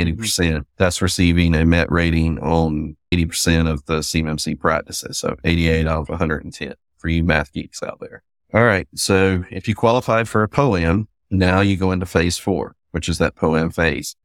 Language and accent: English; the South, United States; accent: Southern; you can probably tell by my accent, I'm Southern.